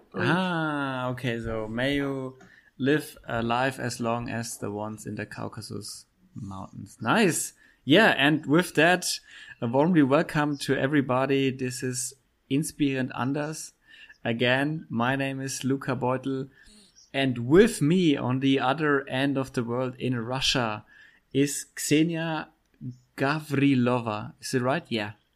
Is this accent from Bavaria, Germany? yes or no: yes; Middle Franconia, Bavaria, Germany; English is a second language; where I come from in Bavaria, in Germany, Bavaria